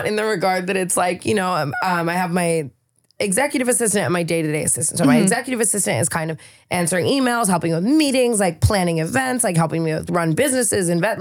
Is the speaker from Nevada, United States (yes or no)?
yes; Las Vegas, Nevada, United States; now in California, United States; I'm from Vegas